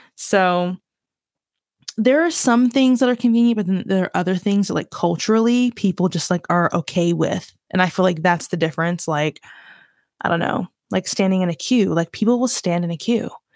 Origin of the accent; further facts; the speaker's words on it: Virginia, United States; accent: southern twang; moved away as an adult; now in London, United Kingdom; I grew up in Virginia, I'm born in Virginia, was born in Virginia, raised there for most of my life.